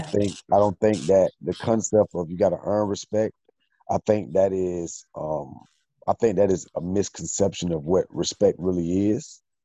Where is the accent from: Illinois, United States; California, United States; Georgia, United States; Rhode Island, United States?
Georgia, United States; Atlanta; I'm from Atlanta